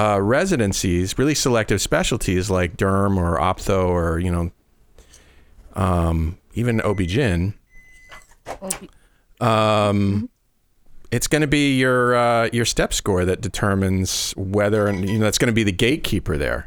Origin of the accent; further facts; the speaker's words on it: Falmouth, Massachusetts, United States; now in Iowa City, United States; I grew up on Cape Cod, which is really expensive